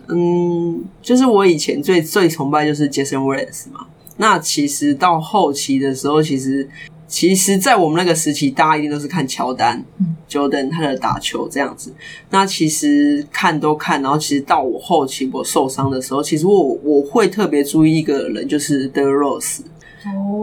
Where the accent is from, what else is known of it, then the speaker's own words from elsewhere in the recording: Kaohsiung, Taiwan; 我是高雄人